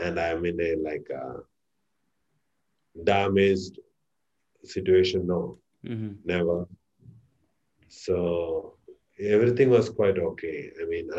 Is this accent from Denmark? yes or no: no; Kerala, India; moved away; I'm from India, Kerala